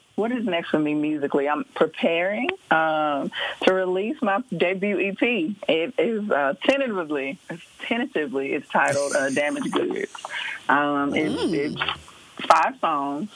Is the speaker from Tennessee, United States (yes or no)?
yes; Memphis, Tennessee, United States; moved away as an adult; also born or lived in Atlanta, Georgia; now in Nashville, United States; I am originally from Memphis, Tennessee